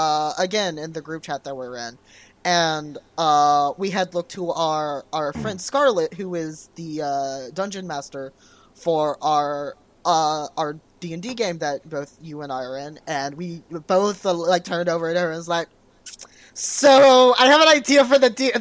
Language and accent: English; Canada; I keep saying a boot because I'm Canadian.